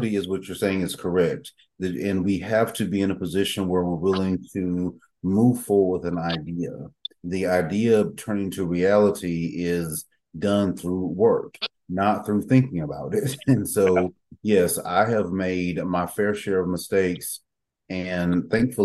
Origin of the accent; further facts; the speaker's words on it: Red Springs, North Carolina, United States; also born or lived in Raleigh, North Carolina; when I was living in my hometown of Red Springs, North Carolina